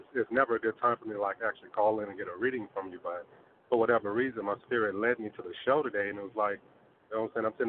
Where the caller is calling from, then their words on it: Oklahoma, United States; I'm from Oklahoma.